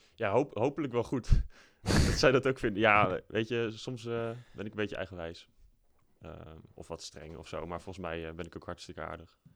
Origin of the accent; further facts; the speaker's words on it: Apeldoorn, Gelderland, Netherlands; ik ben opgegroeid in Apeldoorn. vanaf mijn derde woon ik in Apeldoorn.